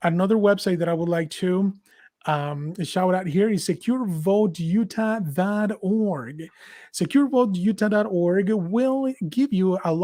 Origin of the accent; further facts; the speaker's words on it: Mexico; now in United States; I was born and raised in Mexico